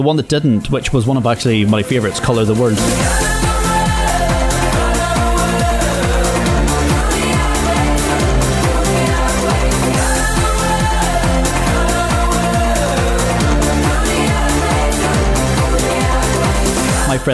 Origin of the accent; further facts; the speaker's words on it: Limavady, Northern Ireland, United Kingdom; they adopt the accent, which is like people where I come from in Limavady. Some people think that I'm completely English and that I don't sound Northern Irish in the slightest.